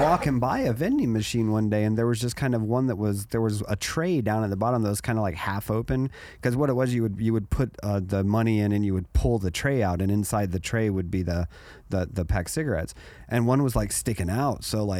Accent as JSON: {"language": "English", "country": "Germany", "tie": "born or raised there", "said": "Well, in Germany, so let me explain. So growing up in Germany."}